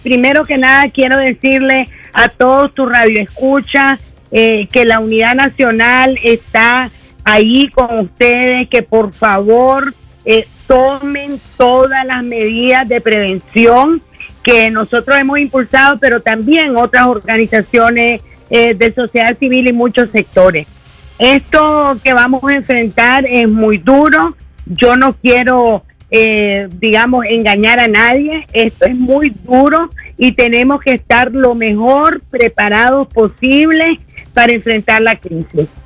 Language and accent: Spanish; León, Nicaragua; soy leonesa de pura cepa